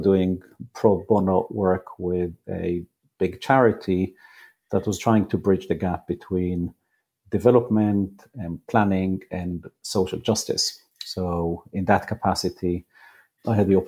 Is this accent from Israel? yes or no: yes; Israel; moved away; I grew up in Israel, I didn't go straight to university